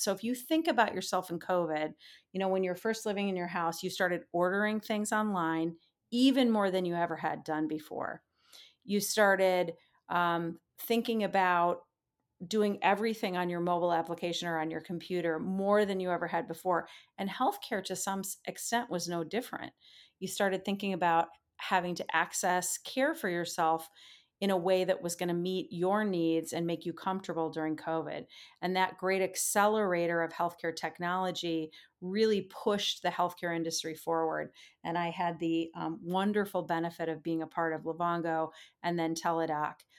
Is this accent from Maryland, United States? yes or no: no; Minnesota, United States; moved away as an adult; I grew up a kid in the Midwest. I like to say I spent my first twenty-five years in the state of Minnesota, or thereabouts